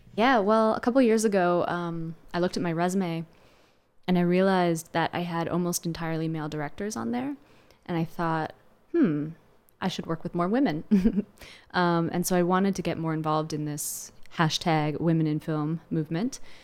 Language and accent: English; Landisville, Pennsylvania, United States; I grew up in Lancaster County, which is best known for the Amish